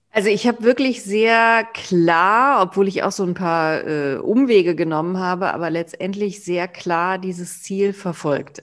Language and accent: German; near Cologne, North Rhine-Westphalia, Germany; ich ja im Umkreis äh, von Köln geboren bin